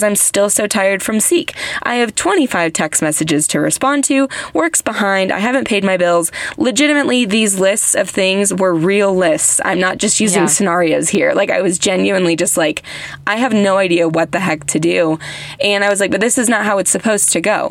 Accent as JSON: {"language": "English", "country": "United States", "said": "I'm American"}